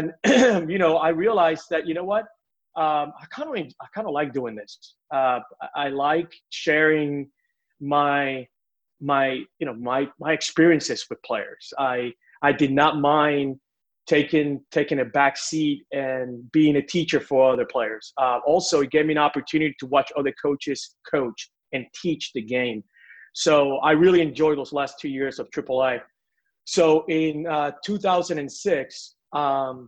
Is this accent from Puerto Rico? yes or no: yes; Puerto Rico; moved away as an adult; also born or lived in Mobile, Alabama; I was born and raised in Puerto Rico, and like every Puerto Rican kid